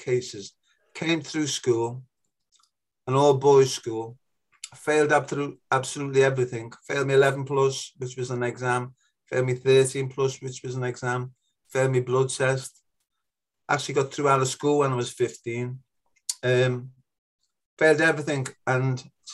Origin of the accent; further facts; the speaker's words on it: Liverpool, North West England, United Kingdom; accent: Scouse; also born or lived in Speke, Liverpool / Germany; you can probably tell from my accent that I come from a beautiful little leafy fishing village originally in Liverpool called Toxteth